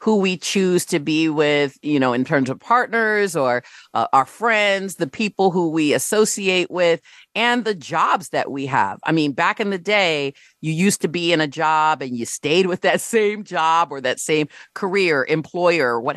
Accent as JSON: {"language": "English", "town": "Rochester Hills", "region": "Michigan", "country": "United States", "tie": "born or raised there", "said": "my experience growing up in Rochester Hills, Michigan"}